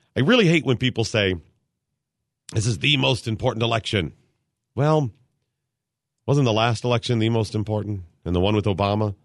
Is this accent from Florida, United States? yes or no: no; Cleveland, Ohio, United States; also born or lived in Dayton, Ohio; Skip and I used to live in Dayton for a while, and I'm from Cleveland area